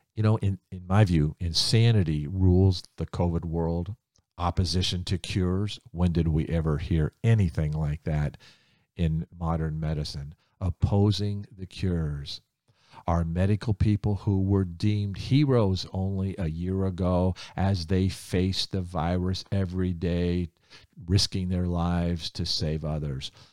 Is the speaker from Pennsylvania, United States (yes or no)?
no; Ohio, United States; I grew up in Ohio